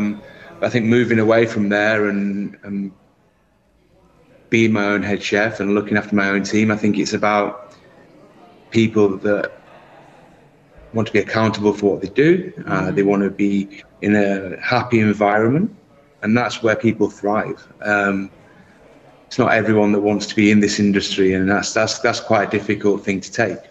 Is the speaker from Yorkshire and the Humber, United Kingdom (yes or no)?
yes; Barnsley, Yorkshire and the Humber, United Kingdom; moved away as an adult; also born or lived in London; now in Abu Dhabi, United Arab Emirates; I'm originally from Barnsley in South Yorkshire. Hometown group there, and then fled the nest at 18